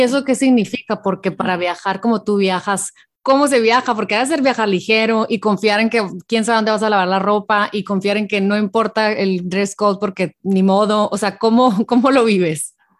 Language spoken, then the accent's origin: Spanish; Hermosillo, Sonora, Mexico; mi tierra, Hermosillo